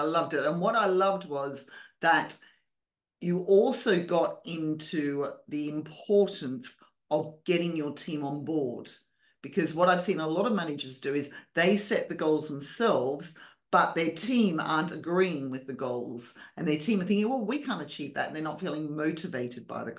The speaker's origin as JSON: {"language": "English", "country": "Australia", "accent": "Australian", "said": "even with my Australian accent."}